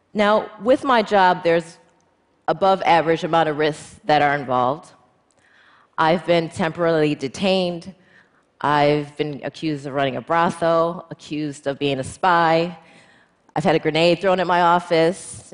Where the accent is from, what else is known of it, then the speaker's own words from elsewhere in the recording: United States; as an American female lawyer